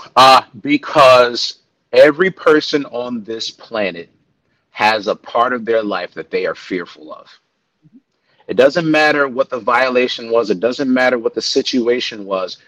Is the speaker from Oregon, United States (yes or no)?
no; New York, United States; now in Texas, United States; I am, but you know what it means being a New Yorker